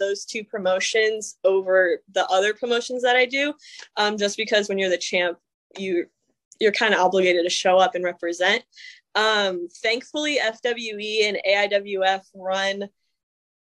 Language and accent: English; North Carolina, United States; I grew up in North Carolina and it's a big wrestling state